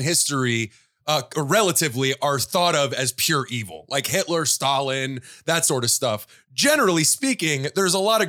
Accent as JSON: {"language": "English", "country": "United States", "said": "we as Americans"}